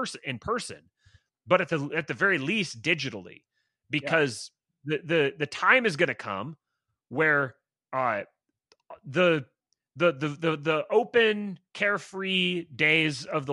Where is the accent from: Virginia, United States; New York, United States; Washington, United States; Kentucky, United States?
Washington, United States; Bremerton; I grew up in Bremerton, Washington